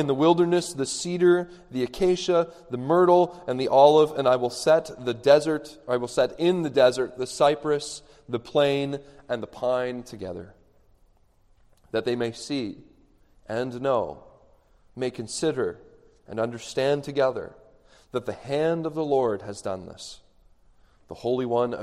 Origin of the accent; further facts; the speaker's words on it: Canada; I'm Canadian